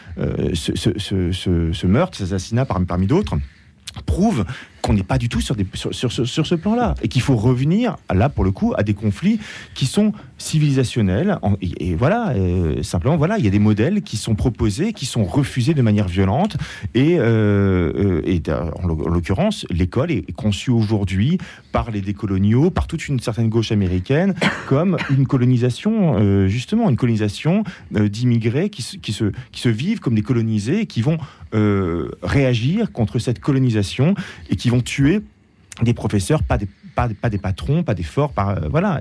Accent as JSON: {"language": "French", "country": "France", "said": "en tant que Français"}